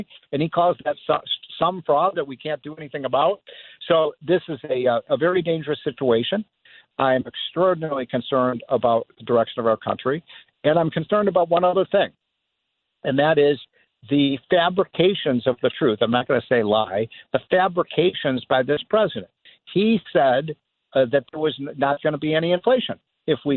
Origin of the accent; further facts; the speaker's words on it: Illinois, United States; my home state of Illinois